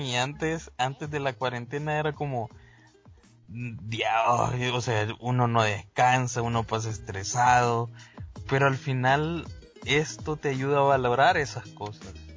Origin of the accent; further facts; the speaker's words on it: El Salvador; nosotros somos del Salvador